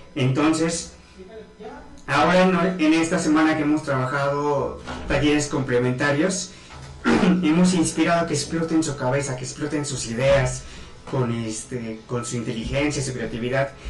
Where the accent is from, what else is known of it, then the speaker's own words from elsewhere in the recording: Huamantla, Tlaxcala, Mexico; regresé aquí a Huamacla, soy nativo de Huamacla, Tlaxcala.